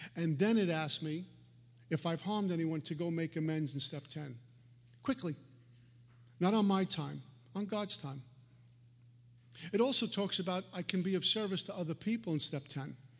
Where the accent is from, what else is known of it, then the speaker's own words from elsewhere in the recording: New York City, New York, United States; I grew up in Brooklyn